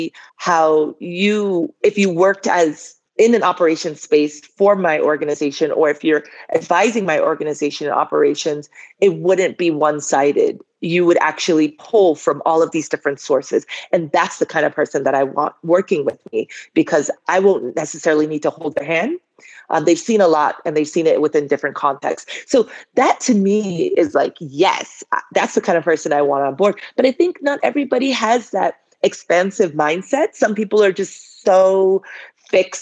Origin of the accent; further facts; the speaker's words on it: Boston, Massachusetts, United States; moved away as an adult; also born or lived in Liberia; At age 5, my father goes to do his master's in Boston. And my family goes with him